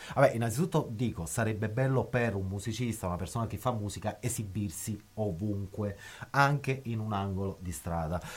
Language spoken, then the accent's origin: Italian; Naples, Campania, Italy; now in Bologna, Italy; come napoletano